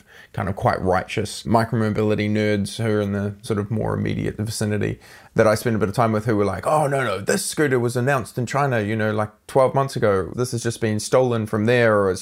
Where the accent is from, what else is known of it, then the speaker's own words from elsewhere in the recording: New Zealand; I'm a Kiwi